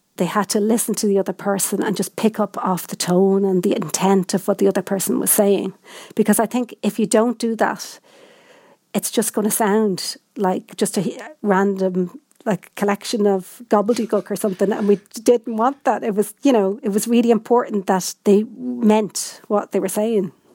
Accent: Dublin, Leinster, Ireland; I come from Dublin

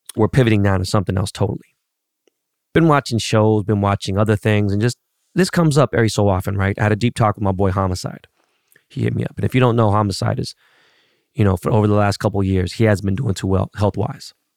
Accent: Los Angeles, California, United States; growing up in Koreatown

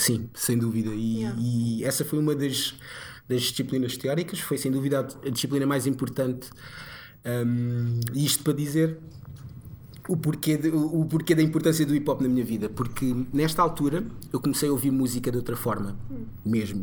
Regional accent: Portugal; also born or lived in Guinea-Bissau; nasci na Guiné, depois um ano a seguir um, ehm, vim para Portugal com os meus pais, uh, depois quando tinha 7 anos voltei para a Guiné com a minha mãe

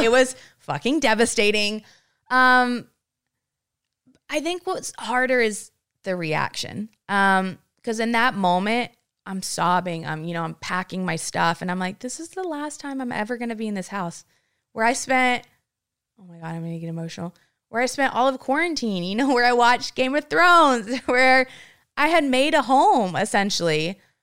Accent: Granbury, Texas, United States

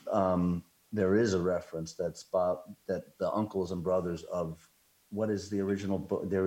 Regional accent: New York, United States; I grew up in New York

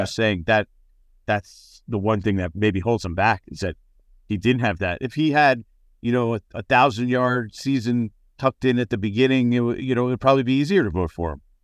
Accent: New Jersey, United States; I grew up in Jersey. I live in Jersey

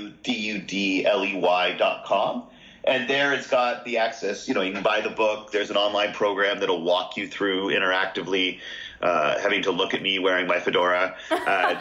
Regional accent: Canada; I'm Canadian.

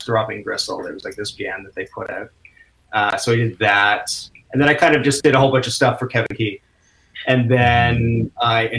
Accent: Whitby, Ontario, Canada; also born or lived in United Kingdom / Ajax, Ontario / Oakville, Ontario; now in Toronto, Canada; I grew up mostly in Whitby, Ontario

